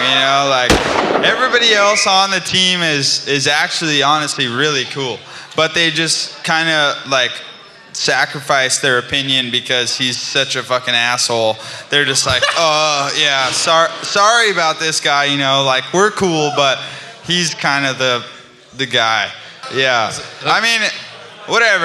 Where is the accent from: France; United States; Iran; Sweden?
United States; California; I'm from California. I don't handle the cold very well